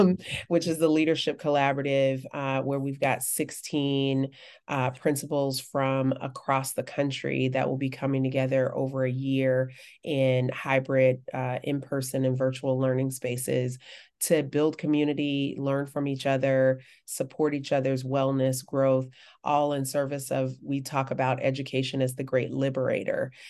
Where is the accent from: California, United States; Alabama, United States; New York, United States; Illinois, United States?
Alabama, United States; Birmingham; growing up in Birmingham